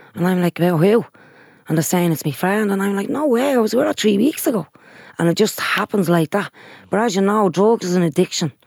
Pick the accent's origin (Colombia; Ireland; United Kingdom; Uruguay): Ireland; Dublin, Leinster; Sheriff Street has always been my hometown